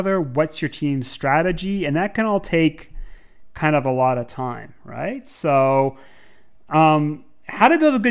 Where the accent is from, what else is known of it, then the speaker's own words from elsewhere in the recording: Canada; now in England; We're all Canadian expats